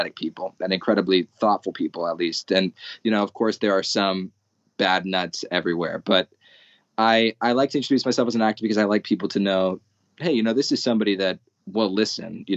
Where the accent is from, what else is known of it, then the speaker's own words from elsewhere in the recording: Arizona, United States; I'm from Arizona. It's a very white area